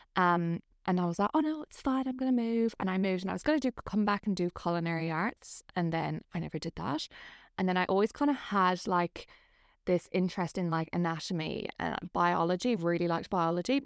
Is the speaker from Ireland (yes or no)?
yes; Ireland; moved away as an adult; I am originally from Ireland. I moved here maybe about nine years ago now